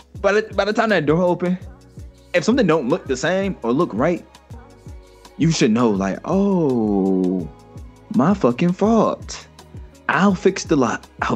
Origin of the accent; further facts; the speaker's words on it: Chicago, Illinois, United States; I'll talk to her because I'm from Chicago.